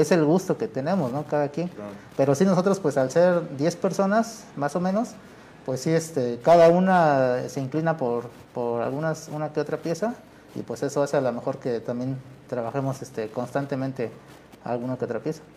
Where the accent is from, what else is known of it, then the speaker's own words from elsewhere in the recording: San Martín Tilcajete, Oaxaca, Mexico; tanto mi abuelo, mi padre y yo, pues somos este, originarios de San Martín Tilcajete